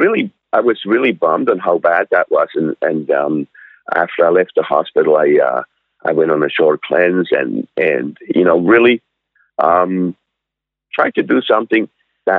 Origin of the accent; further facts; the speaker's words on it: Switzerland; moved away as an adult; also born or lived in North Vancouver, Canada; now in Sunshine Coast, Canada; I'm originally from Switzerland. I was born in Switzerland and I was born and raised, and I came over to Canada when I was 20.